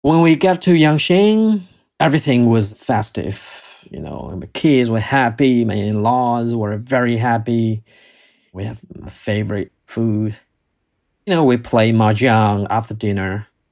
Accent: Wuhan, Hubei, China; now in Beijing, China; go back to Wuhan, my hometown

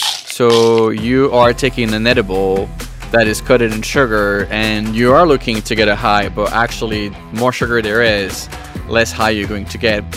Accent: France; moved away as an adult; now in Canada; born and raised in France and I migrated to Canada about 13 years ago.

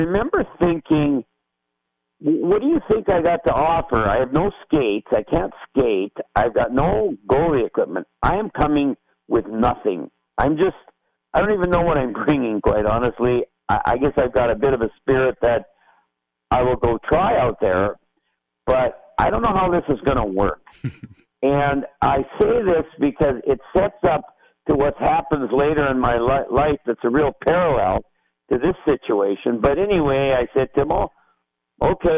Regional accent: Saskatchewan, Canada; moved away; also born or lived in Moose Jaw, Saskatchewan; I grew up in Saskatchewan, which is north of Montana, and it's very cold and flat

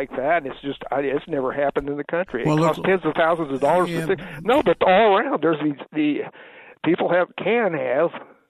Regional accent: Illinois Military Tract, United States; I grew up in the Illinois military tract

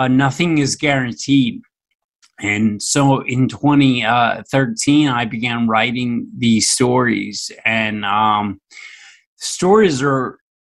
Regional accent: Philadelphia, Pennsylvania, United States; I grew up right in Philadelphia, Pennsylvania, in the United States

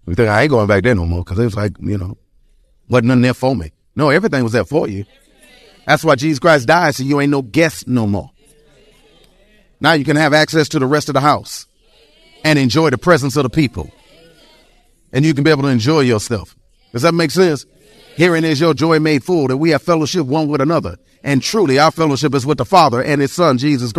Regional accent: Detroit, Michigan, United States; I was born and raised in Detroit, Michigan. I can talk about the east side

